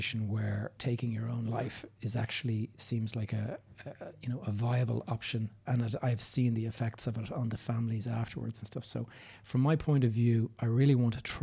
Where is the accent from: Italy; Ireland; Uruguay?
Ireland; Dublin, Leinster; also born or lived in south of Spain; I'm recording this from Dublin, Ireland, which is my hometown.